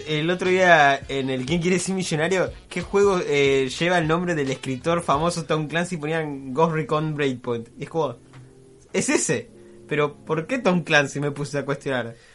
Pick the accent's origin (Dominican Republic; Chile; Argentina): Argentina; siendo argentinos